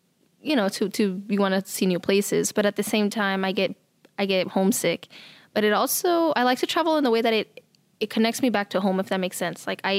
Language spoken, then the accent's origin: English; Midwest, United States; I was told that I wasn't gonna make it because I was from the Midwest.